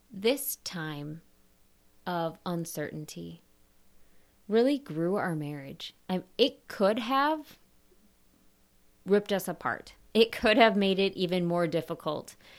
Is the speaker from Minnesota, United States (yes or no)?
yes; Minnesota, United States; moved away as an adult; also born or lived in Michigan / Wisconsin / Texas; I grew up in Minnesota